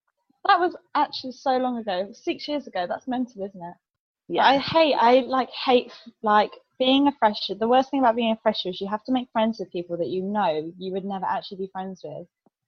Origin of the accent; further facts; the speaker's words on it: Kent, South East England, United Kingdom; I'm from Kent